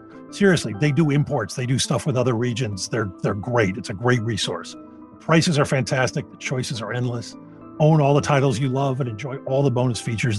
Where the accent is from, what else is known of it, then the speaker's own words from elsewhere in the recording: Philadelphia, Pennsylvania, United States; when I was growing up in Philadelphia